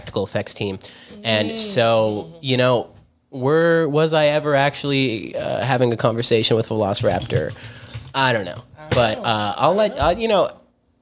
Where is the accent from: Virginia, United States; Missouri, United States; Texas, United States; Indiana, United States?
Indiana, United States; I'm from Indiana.